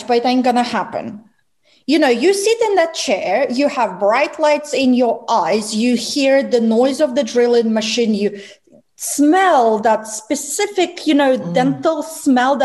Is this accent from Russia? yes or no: yes; Russia; moved away; I am Russian, so I was born in Russia